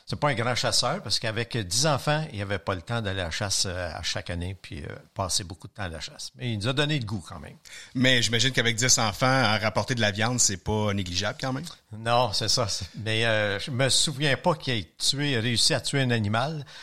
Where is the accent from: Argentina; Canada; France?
Canada; Longueuil, Quebec; Je suis de Mackayville.